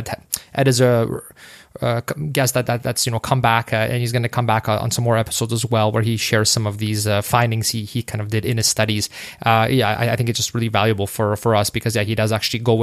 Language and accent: English; Canada; we're Canadian